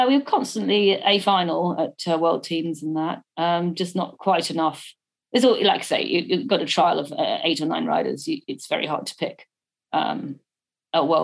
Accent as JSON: {"language": "English", "region": "England", "country": "United Kingdom", "said": "I'm English"}